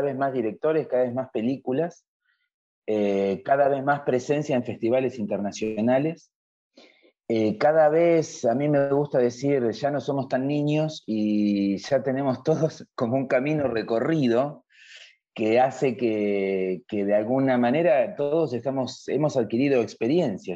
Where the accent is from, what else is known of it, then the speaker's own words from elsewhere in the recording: Argentina; en mi país, la Argentina